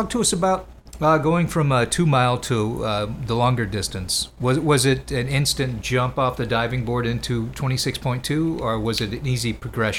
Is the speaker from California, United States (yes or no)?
no; Minnesota, United States; I didn't know you were a Minnesota native. I am as well.